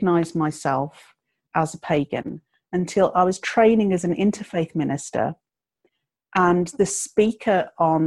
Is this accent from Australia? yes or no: no; England, United Kingdom; moved away as an adult; also born or lived in southern Scotland; now in Scotland, United Kingdom; born and brought up in England